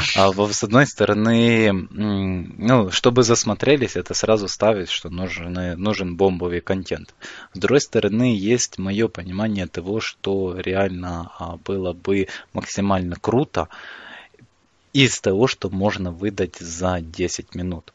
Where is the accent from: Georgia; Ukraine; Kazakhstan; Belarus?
Ukraine; я из Украины